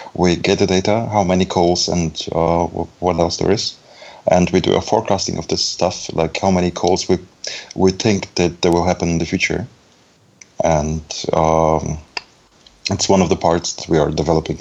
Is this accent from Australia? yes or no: no; Belarus; also born or lived in Germany; now in Düsseldorf, Germany; I'm actually from um, Germany, but it's a more complicated question. I was born in Belarus